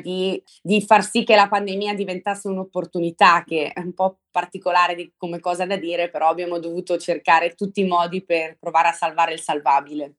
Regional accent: Brescia, Lombardy, Italy; centro storico di Brescia, che è la mia città natale

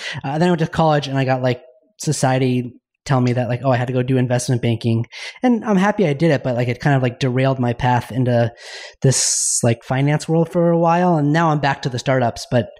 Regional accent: Park City, Utah, United States; I grew up in Park City, Utah

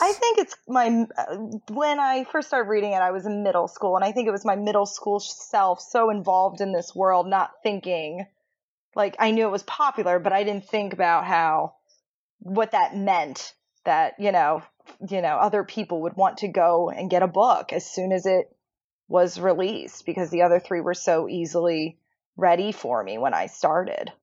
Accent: Maryland, United States; now in Delaware, United States; originally Maryland

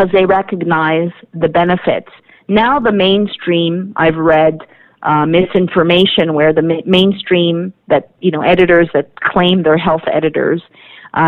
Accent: Canada; as a Canadian

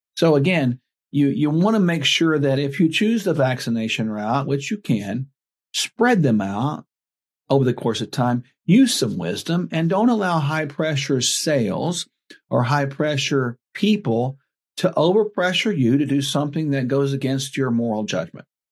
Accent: Oklahoma, United States; born or raised there

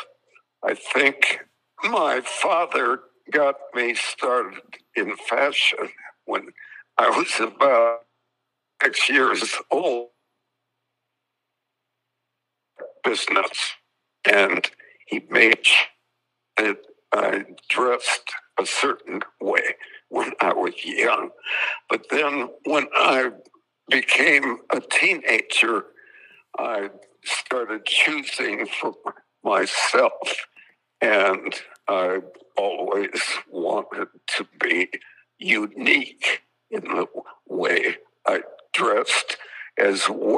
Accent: Wisconsin, United States; I grew up in Wisconsin

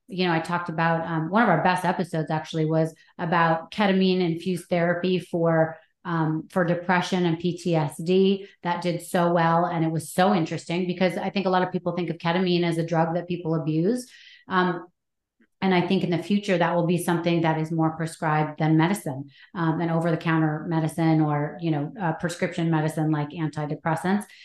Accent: Anchorage, Alaska, United States; I was born in Anchorage because my parents went to Anchorage on a date

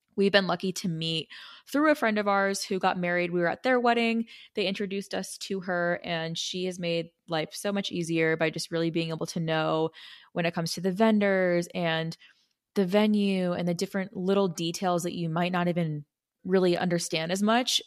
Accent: Arizona, United States; I'm from Arizona

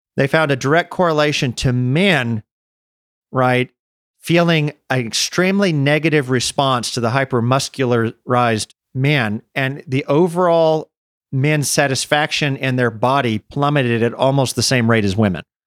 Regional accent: United States; moved away as an adult; also born or lived in Czech Republic; as an American

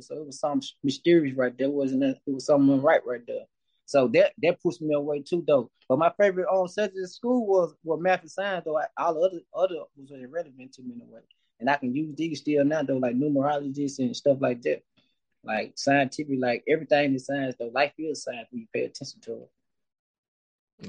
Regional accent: West Point, Mississippi, United States; I've been born and raised in Mississippi.

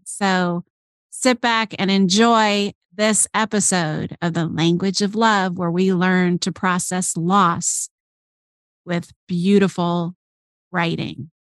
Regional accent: Chicago, Illinois, United States; moved away; we're both from Chicago. We met actually after I moved away from Chicago out here

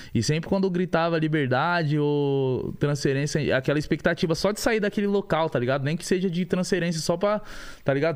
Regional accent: São Paulo, Brazil; nascido e criado da Vila Brasilândia, né, mano? Eu vim da comunidade.

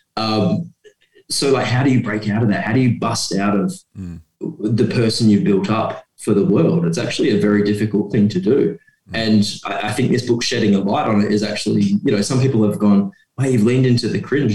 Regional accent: Geraldton, Western Australia, Australia; now in Perth, Australia; my hometown of Geraldton and where I now live in Perth.

